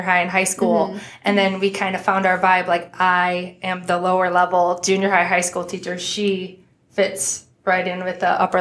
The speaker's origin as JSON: {"language": "English", "town": "Weston", "region": "Ohio", "country": "United States", "tie": "born or raised there", "also_born_or_lived": "Bowling Green, Ohio", "moved": "as an adult", "lives_now": "Perrysburg, United States", "said": "I was born and raised in Weston. My entire family is from there. And I lived there the first 20 years of my life"}